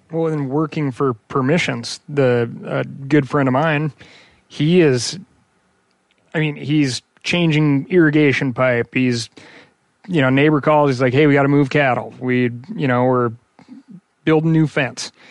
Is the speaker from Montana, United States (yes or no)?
yes; Missoula, Montana, United States; growing up in Missoula, the surrounding areas